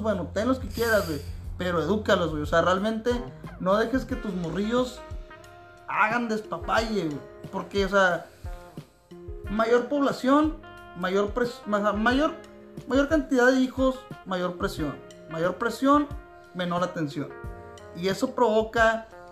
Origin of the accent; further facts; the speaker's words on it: Tijuana, Baja California, Mexico; soy nacido en Tijuana, registrado aquí